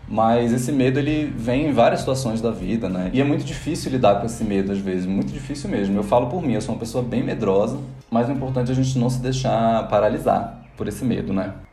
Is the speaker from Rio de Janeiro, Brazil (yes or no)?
yes; Rio de Janeiro, Brazil; moved away; also born or lived in Porto Velho; A história mais importante da minha vida foi quando eu me mudei com a, minha família do Rio de Janeiro para Porto Velho, porque meu pai tinha passado em um concurso.